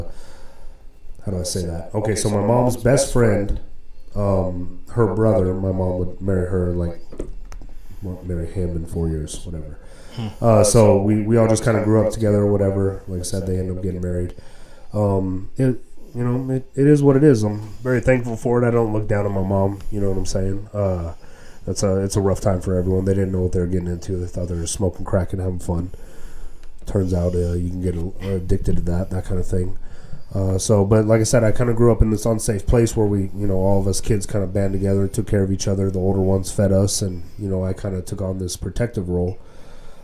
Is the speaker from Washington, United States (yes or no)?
no; Indio, California, United States; I was born in Indio, California. It's a predominantly Hispanic area. So, you know, I grew up in the 80s.